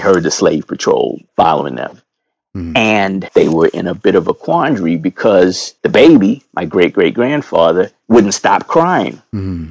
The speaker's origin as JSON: {"language": "English", "region": "New York", "country": "United States", "tie": "born or raised there", "moved": "as an adult", "lives_now": "Philadelphia, United States", "said": "I was born and raised in New York. And I've been living in Philly for 20 years now."}